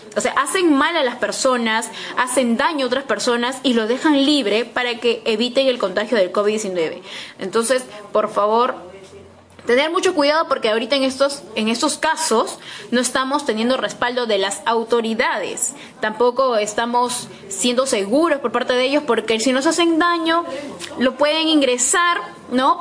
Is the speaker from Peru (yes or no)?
yes; Peru; somos los peruanos